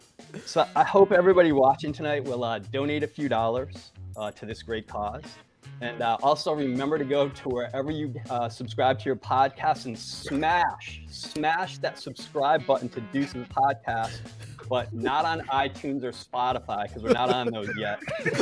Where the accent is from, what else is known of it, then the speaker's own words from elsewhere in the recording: Connecticut, United States; And growing up in Connecticut, that was one of my favorite holidays.